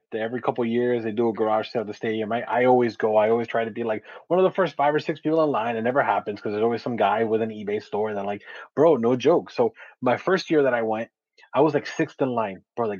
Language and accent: English; Westchester, New York, United States; and I grew up in Westchester, right? So I was like, well, whatever, man. Like, you know, nice suburban middle class neighborhood.